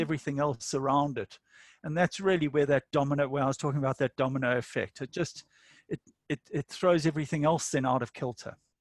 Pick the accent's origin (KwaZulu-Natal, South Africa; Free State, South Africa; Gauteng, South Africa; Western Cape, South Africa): KwaZulu-Natal, South Africa; Durban; moved away as an adult; also born or lived in Botswana; now in New England region, New South Wales, Australia; I'm South African from Durban